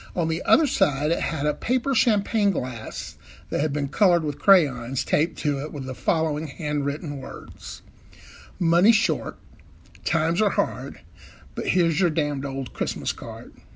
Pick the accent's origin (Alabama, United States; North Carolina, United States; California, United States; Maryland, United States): Alabama, United States; Birmingham; I'm from Birmingham, Alabama